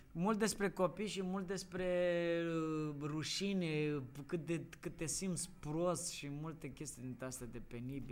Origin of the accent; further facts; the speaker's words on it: Moldavia, Romania; ca moldovean